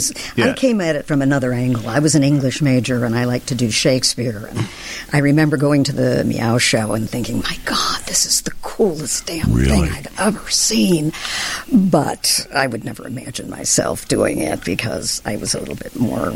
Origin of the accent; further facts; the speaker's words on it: Chicago, Illinois, United States; I'm a little kid from the Southwest Side, Beverly